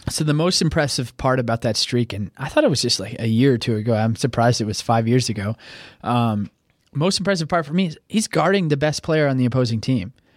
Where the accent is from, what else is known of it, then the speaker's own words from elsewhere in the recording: Oklahoma, United States; I grew up in Oklahoma